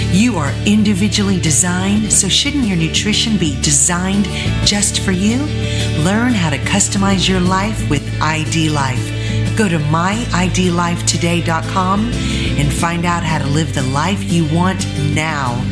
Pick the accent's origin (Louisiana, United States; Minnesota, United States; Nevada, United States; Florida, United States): Louisiana, United States; also born or lived in Texas; I'm from Louisiana. Go Tigers!